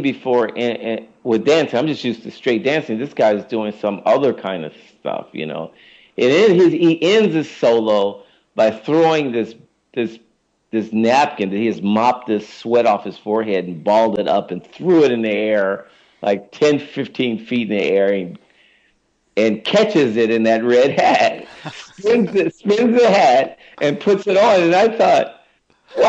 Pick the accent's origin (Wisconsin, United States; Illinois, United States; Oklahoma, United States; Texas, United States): Illinois, United States; Chicago; moved away; I grew up again in Chicago